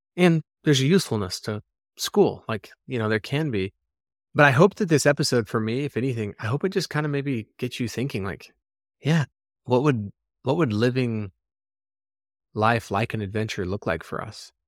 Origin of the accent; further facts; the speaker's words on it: Arizona, United States; moved away as an adult; also born or lived in North Shore, Oahu, Hawaii; we moved back to Arizona, but to my hometown